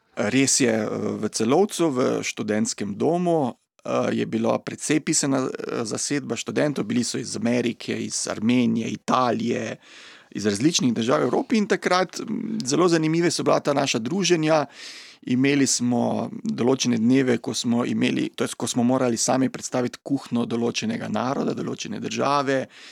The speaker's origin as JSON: {"language": "Slovenian", "country": "Slovenia", "said": "pri nas doma v Sloveniji"}